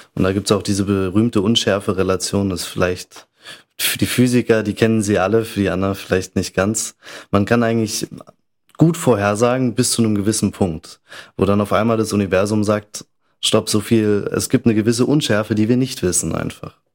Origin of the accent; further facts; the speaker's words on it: Bavaria, Germany; moved away as an adult; also born or lived in Munich / Salzburg area (German side) / Innsbruck; now in Vienna, Austria; ich komme aus Bayern, bin auch in München geboren